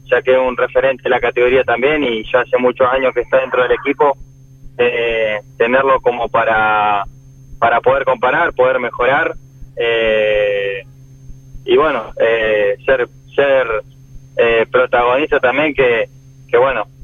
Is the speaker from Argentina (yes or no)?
yes; Villa Regina, Río Negro, Argentina; De Villa Regina.